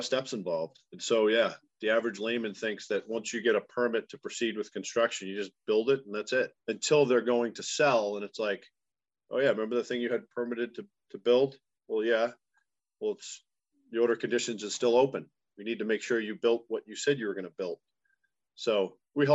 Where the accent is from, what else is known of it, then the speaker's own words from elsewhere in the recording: Duxbury, Massachusetts, United States; I grew up in Duxbury